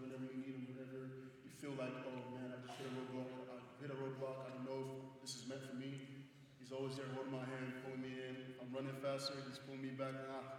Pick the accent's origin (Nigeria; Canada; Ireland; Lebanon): Nigeria; now in United States; You know, I would say coming from Nigeria, culture here is kind of the same. It's more family and faith-based.